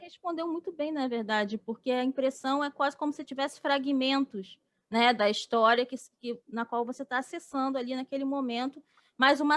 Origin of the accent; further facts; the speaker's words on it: Rio, Rio de Janeiro, Brazil; a gente é do, é do Rio